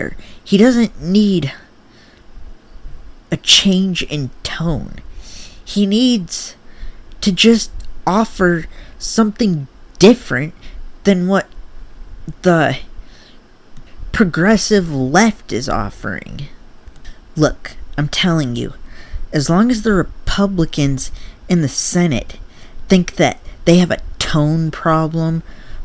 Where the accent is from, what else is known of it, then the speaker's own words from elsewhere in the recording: Michigan, United States; I'm from Michigan